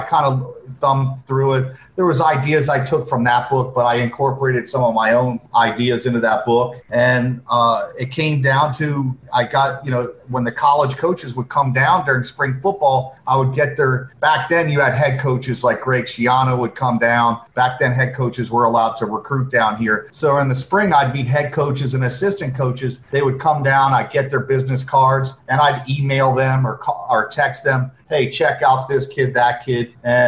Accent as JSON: {"language": "English", "region": "Florida", "country": "United States", "tie": "born or raised there", "said": "Yeah, I went to Miami Palmetto Senior High School."}